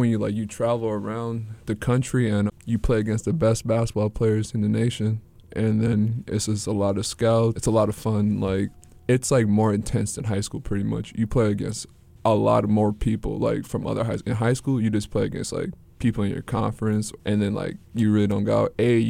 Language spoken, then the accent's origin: English; St. Paul, Minnesota, United States; Well, I'm originally from St. Paul, Minnesota, and, you know, I'm a family guy.